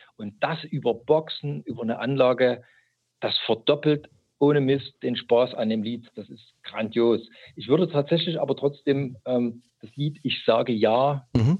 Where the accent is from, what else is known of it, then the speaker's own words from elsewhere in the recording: East Germany, Germany; now in Chemnitz, Germany; ich bin gebürtiger DDR-Bürger